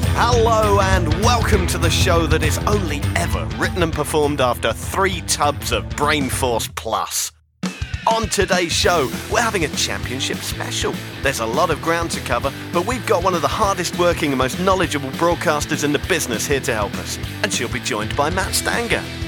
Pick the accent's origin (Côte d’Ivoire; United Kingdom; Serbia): United Kingdom; Chelmsford, East of England; moved away; from my hometown of Chelmsford